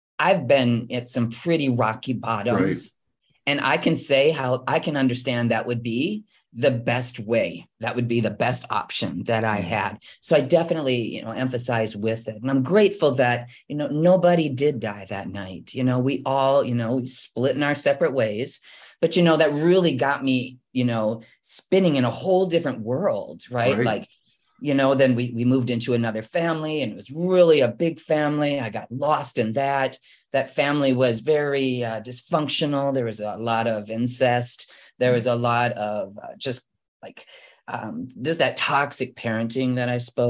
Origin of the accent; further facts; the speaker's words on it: Midwest, United States; moved away; I was born and raised in the Midwest